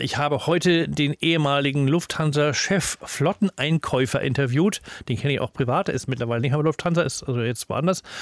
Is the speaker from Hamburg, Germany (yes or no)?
yes; Hamburg, Germany; als Hamburger Schüler